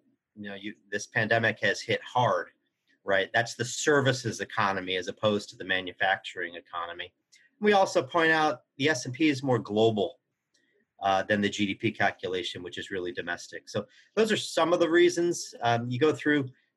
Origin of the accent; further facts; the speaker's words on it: Kansas, United States; now in Boston, United States; growing up in Kansas